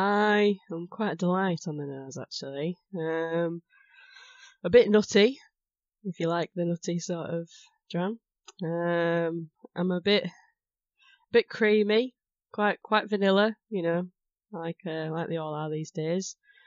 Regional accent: Islay, Scotland, United Kingdom; I'm from Isla.

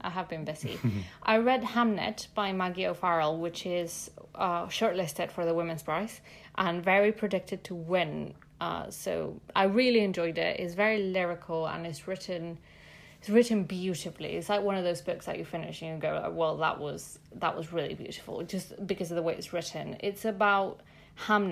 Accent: Mexico City, Mexico; now in London, United Kingdom; I'm from Mexico City

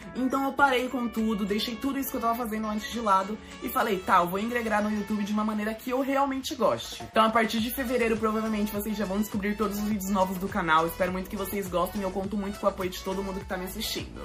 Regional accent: São Paulo, Brazil; sou aqui de São Paulo, capital

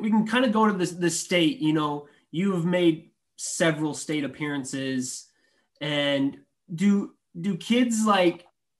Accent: East Buchanan, Iowa, United States; Because I'm from East Buchanan. I was from East Buchanan, and, you know, we're a smaller class

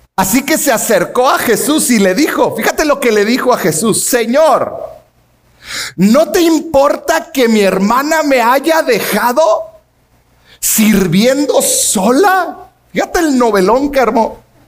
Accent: Mexico; como mexicanos

